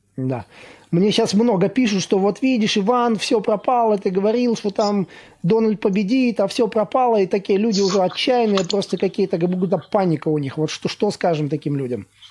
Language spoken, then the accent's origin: Russian; Latvia; я из Латвии сам